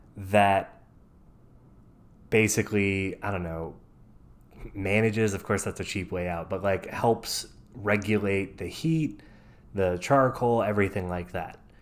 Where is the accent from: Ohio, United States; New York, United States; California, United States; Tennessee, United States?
Tennessee, United States; I'm from East Tennessee, uh, or I lived in East Tennessee for a while, but from Tennessee, born and raised